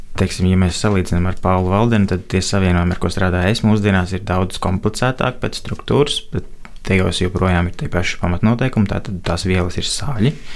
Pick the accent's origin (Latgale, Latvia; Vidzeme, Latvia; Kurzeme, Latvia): Vidzeme, Latvia; Cēsis; no Cēsī, no kurienes es nāku